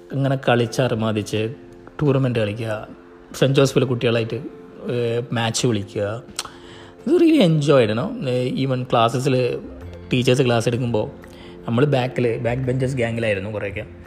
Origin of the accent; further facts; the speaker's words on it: Thalassery, Kerala, India; ഞാൻ തലശ്ശേരിക്കാരനാണ്